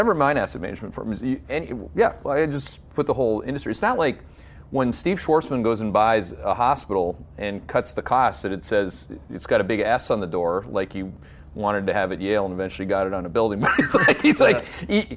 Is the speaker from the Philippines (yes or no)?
no; Canada; now in United States; I take great pride as a Canadian.